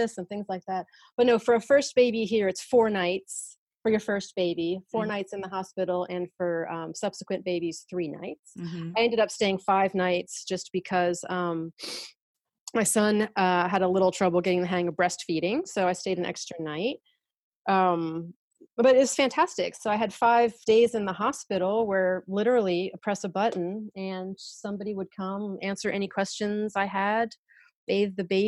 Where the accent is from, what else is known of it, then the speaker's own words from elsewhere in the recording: United States; moved away as an adult; now in France; being an American going through it here